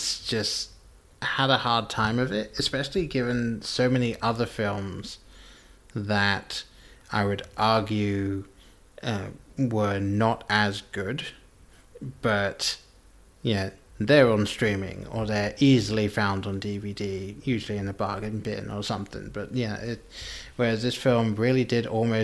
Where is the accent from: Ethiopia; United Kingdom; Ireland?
United Kingdom; England; moved away; I grew up in England